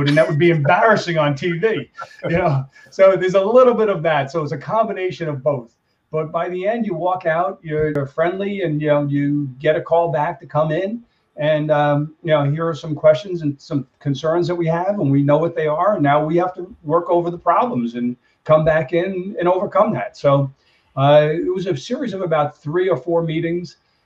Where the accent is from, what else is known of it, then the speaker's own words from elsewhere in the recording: New York, United States; I am from New York